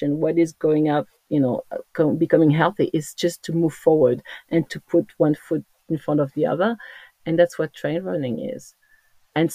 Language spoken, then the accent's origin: English; Corsica, France; accent: French; English is a second language; moved away; as you can hear from my accent, I'm French, but I come from the most beautiful island in the world, of course, is Corsica.